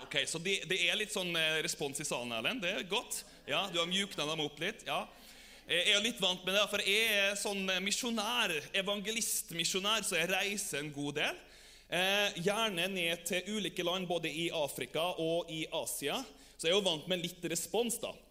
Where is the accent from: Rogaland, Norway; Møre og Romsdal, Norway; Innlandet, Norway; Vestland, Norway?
Møre og Romsdal, Norway; Averøya; now in Germany; Jeg kommer jo fra Averøya